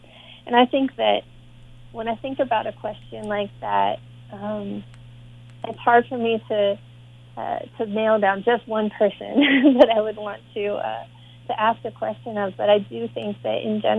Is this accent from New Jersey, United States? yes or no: no; Boston, Massachusetts, United States; born there; And also, you know, I was born in Boston, so I have some connection to the area.